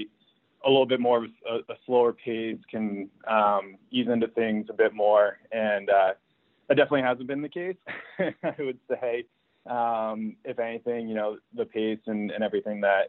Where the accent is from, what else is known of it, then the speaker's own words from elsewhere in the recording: New England, United States; I grew up in New England